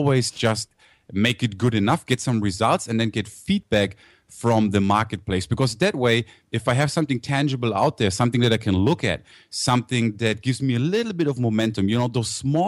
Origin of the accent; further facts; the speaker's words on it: Germany; accent: German; also born or lived in United States; I grew up in Germany, actually. So I was born in the States, but I grew up over there. That's why I have the German accent.